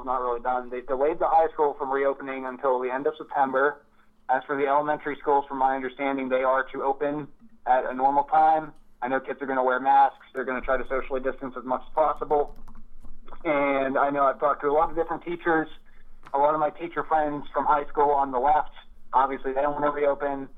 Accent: Altoona, Pennsylvania, United States; My hometown of Altoona

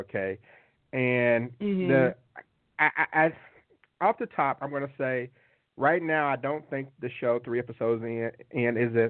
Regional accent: the South, United States; as an old school black kid growing up in the South

